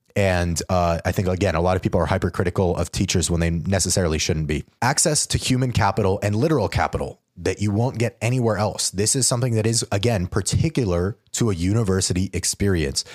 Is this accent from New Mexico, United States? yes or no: yes; New Mexico, United States; moved away as an adult; also born or lived in Georgia; I'm from New Mexico